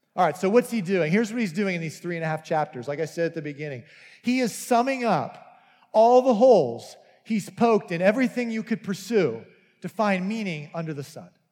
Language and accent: English; United States